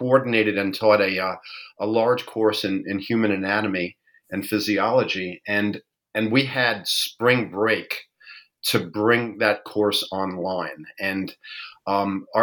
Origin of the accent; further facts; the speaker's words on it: New York, United States; I am born and raised in New York.